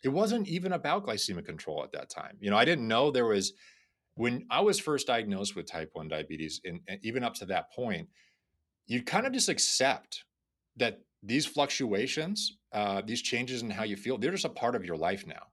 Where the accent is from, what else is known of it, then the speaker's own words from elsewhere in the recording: Florida, United States; I grew up in Florida